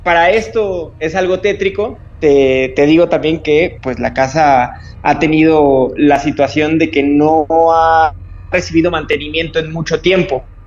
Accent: Tampico, Tamaulipas, Mexico; moved away as an adult; now in Mexico City, Mexico; Yo nací en la ciudad de Tampico, que es en el estado de Tamaulipas, en un estado al norte de este país

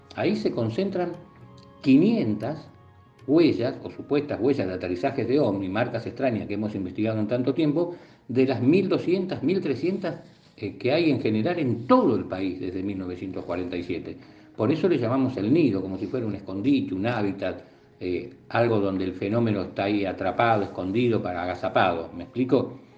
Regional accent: La Plata, Buenos Aires Province, Argentina; como soy de La Plata tengo todo a mano

